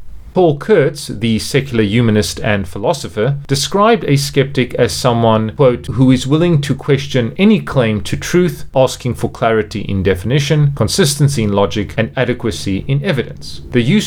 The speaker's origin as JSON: {"language": "English", "town": "Cape Town", "region": "Western Cape", "country": "South Africa", "also_born_or_lived": "South Korea / France / United Arab Emirates", "moved": "as an adult", "lives_now": "China", "said": "I am from Cape Town, South Africa, although I have lived and worked in a number of different countries, including South Korea, France, the United Arab Emirates, and most recently, China."}